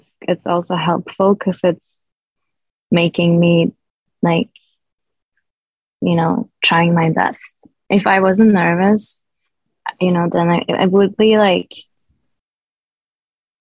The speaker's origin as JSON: {"language": "English", "country": "Sweden", "tie": "born or raised there", "said": "my hometown"}